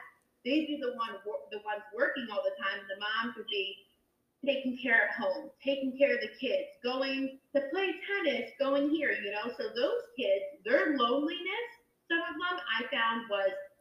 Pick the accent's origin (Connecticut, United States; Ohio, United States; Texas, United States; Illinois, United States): Connecticut, United States; Danbury; I didn't grow up in New Canaan. I grew up in Danbury. And Danbury, Connecticut